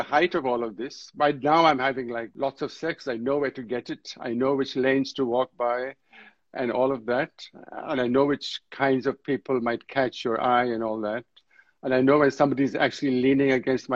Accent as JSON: {"language": "English", "region": "Delhi", "country": "India", "tie": "born or raised there", "said": "At a very young age, I was actually growing up in Delhi where nobody talked about it"}